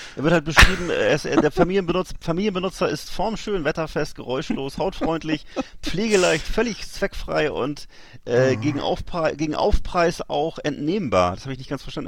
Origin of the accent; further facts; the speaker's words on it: Northern Germany, Germany; als Norddeutscher